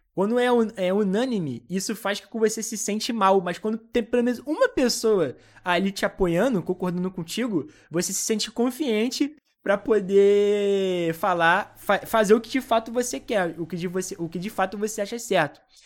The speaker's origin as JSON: {"language": "Portuguese", "country": "Brazil", "said": "eu sou brasileiro"}